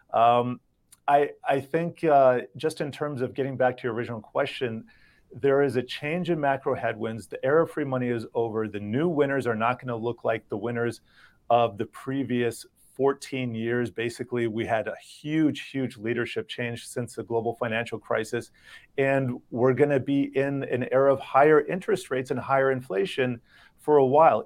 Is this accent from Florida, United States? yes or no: yes; Miami, Florida, United States; I grew up in Miami